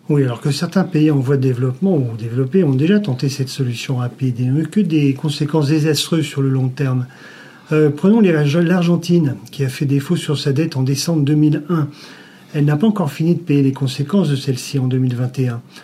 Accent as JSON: {"language": "French", "town": "Lyon", "region": "Auvergne-Rhône-Alpes", "country": "France", "said": "on est lyonnais"}